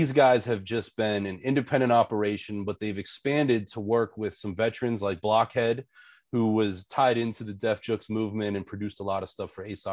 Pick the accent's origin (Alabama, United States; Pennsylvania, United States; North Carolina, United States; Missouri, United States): Pennsylvania, United States; Pittsburgh; I'm from Pittsburgh